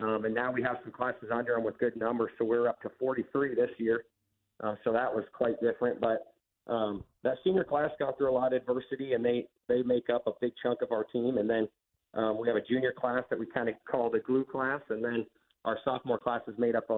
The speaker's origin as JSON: {"language": "English", "town": "Sterling", "region": "Kansas", "country": "United States", "tie": "born or raised there", "said": "I grew up in Sterling, so I did all my schooling here and then went to college here"}